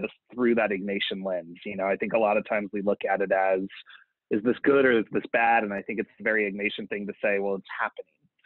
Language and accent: English; New Mexico, United States; moved away as an adult; growing up in New Mexico, where we don't really have any Jesuit schools of any variety or anything else